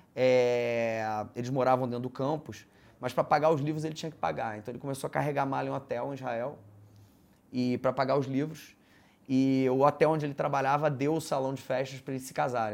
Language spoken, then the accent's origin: Portuguese; Rio de Janeiro, Brazil; eu estudei em escola judaica né, a vida toda, estudei no Liesing, que é uma escola judaica no Rio, onde meus filhos estudam hoje